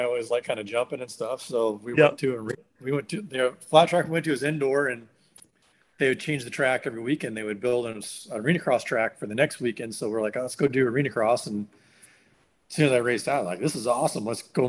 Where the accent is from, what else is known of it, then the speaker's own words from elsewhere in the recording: Pacific Northwest, United States; now in California, United States; But, it was interesting growing up in the Northwest. And that was, you know, that was partly why I ended up moving to California later on